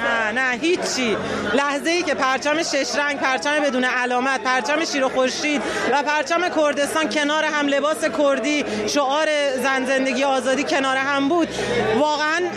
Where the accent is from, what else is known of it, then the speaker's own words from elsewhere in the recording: Iran; moved away as an adult; مدت زیادی نیستش که از ایران اومدم بیرون